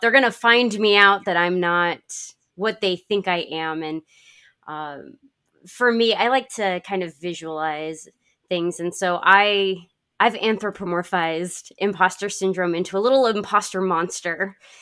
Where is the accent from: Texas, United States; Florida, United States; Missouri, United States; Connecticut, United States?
Connecticut, United States; moved away; I grew up in Connecticut